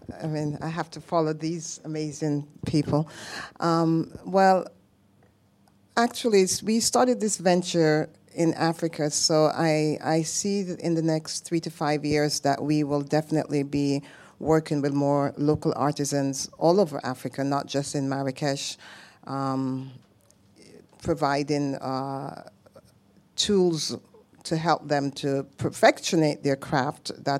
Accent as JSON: {"language": "English", "country": "Jamaica", "said": "I'm Jamaican. So my husband is Norwegian."}